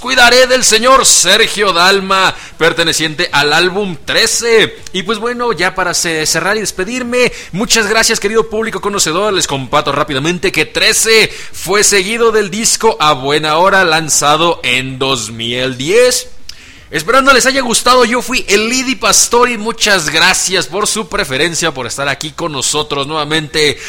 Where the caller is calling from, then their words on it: Atlacomulco, State of Mexico, Mexico; Saludos desde Atlacomulco, Estado de México, obviamente en el hermoso país de México, la República Mexicana